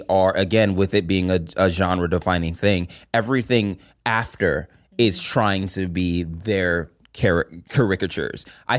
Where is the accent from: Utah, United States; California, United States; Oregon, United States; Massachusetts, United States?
California, United States; Of course, I'm from California.